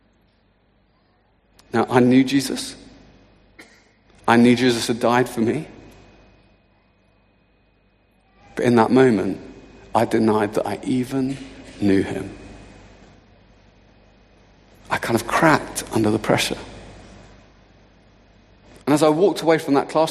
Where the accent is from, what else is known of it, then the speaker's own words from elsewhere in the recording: Luton, East of England, United Kingdom; I'm from Luton.